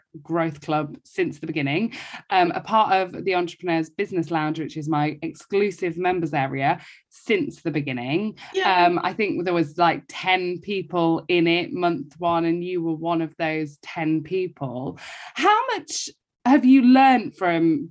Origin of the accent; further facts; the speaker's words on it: Essex, East of England, United Kingdom; I'm from Essex